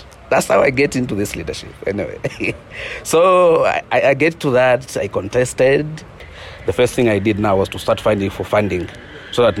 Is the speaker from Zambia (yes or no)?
yes; West Petauke, Eastern Province, Zambia; I was born and grew up in the eastern part of Zambia, in the West Petauke game management areas.